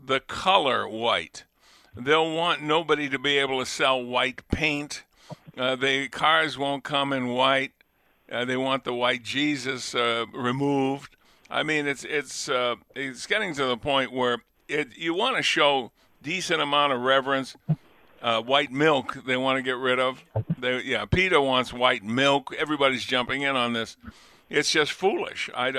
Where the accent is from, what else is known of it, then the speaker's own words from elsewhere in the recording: New England, United States; now in Buffalo, United States; Yeah, I'm from New England.